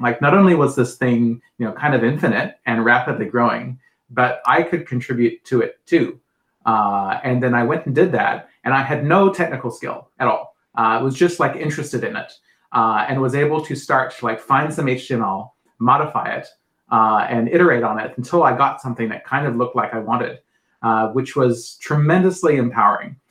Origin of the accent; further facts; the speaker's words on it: New Zealand; moved away; I grew up in New Zealand